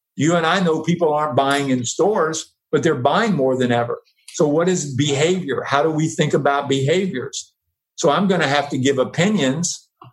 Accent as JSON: {"language": "English", "region": "the South", "country": "United States", "moved": "yes", "lives_now": "San Francisco, United States", "said": "I am from the South"}